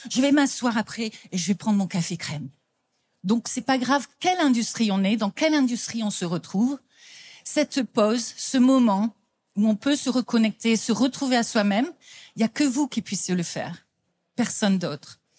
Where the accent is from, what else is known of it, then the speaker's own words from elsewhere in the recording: France; now in London, United Kingdom; On vient effectivement de Londres, donc moi je suis française, mais j'habite depuis plus de 30 ans en Angleterre.